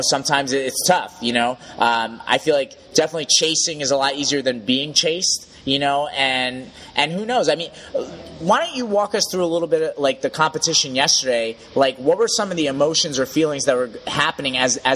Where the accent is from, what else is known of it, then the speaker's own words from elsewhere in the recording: United States; as an American